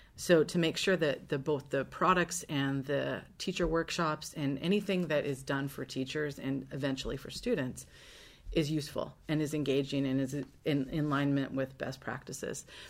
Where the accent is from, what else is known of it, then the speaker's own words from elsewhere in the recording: Seattle, Washington, United States; also born or lived in Lynden, Washington; I'm, um, born and raised in Washington State. Uh, I grew up in Seattle